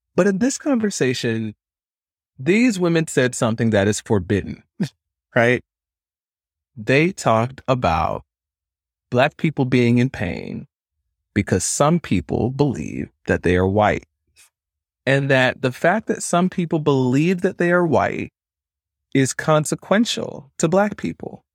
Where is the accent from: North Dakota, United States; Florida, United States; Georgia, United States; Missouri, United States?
Georgia, United States; Stone Mountain; I grew up in Stone Mountain, Georgia